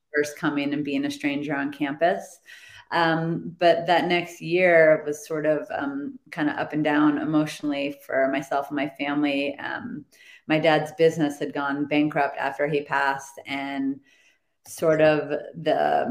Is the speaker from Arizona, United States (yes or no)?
yes; Phoenix, Arizona, United States; moved away as an adult; also born or lived in Santa Barbara; So I was moving from Phoenix to Santa Barbara